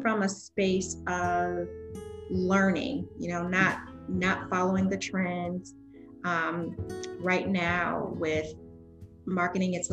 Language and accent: English; Spartanburg, South Carolina, United States; moved away; I am originally from Swanberg, South Carolina